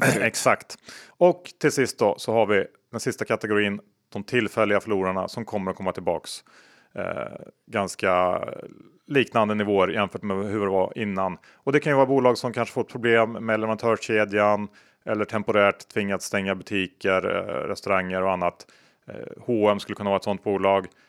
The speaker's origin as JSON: {"language": "Swedish", "country": "Sweden", "said": "som svensk"}